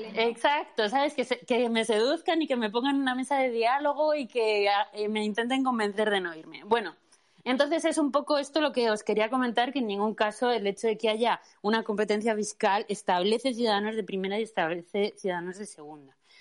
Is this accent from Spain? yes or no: yes; Madrid, Community of Madrid, Spain; soy madrileña